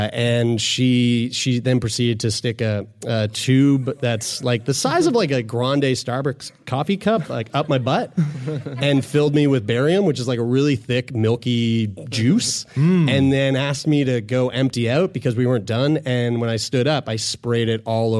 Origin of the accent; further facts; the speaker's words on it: Sackville, Nova Scotia, Canada; I'm from Sackville.